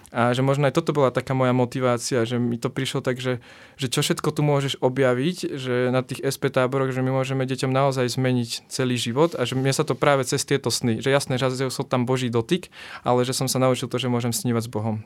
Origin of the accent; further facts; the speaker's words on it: Nová Baňa, Banská Bystrica Region, Slovakia; ja som z Novej Bane